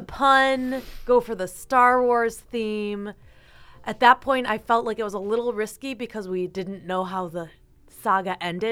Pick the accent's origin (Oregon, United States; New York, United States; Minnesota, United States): New York, United States; Eden; I grew up in Eden